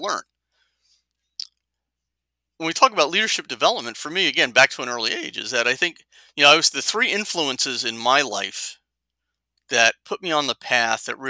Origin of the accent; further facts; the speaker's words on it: Jersey City, New Jersey, United States; I grew up in Jersey City, New Jersey, blue collar background.